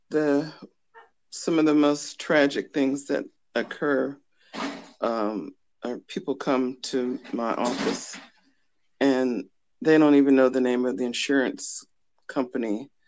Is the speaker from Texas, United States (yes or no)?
no; Fort Benning, Georgia, United States; born there; I'm an Army brat. I was born in Fort Benning, Georgia graduated from Fort Knox High School